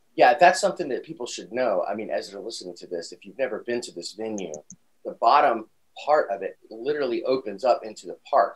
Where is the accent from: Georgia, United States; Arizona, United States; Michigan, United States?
Georgia, United States; Atlanta; my hometown, Atlanta, Georgia